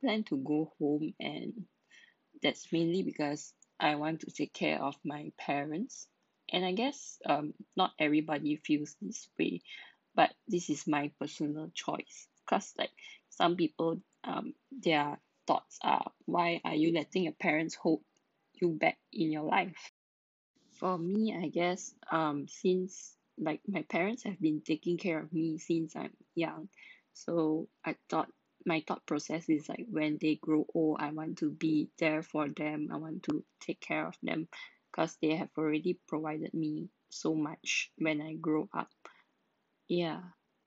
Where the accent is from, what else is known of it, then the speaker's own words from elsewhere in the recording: Malaysia; now in Singapore; I'm a Malaysian working in Singapore.